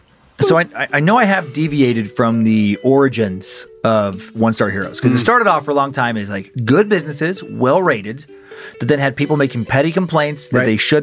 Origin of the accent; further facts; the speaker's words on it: Riggins, Idaho, United States; moved away; Riggins, my hometown